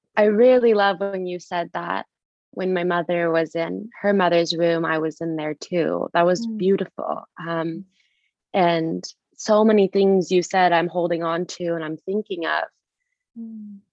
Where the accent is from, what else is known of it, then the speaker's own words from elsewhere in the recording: United States; I was taught at a very young age growing up in the US that just because I was born in America doesn't mean I'm American. It means I'm Kurdish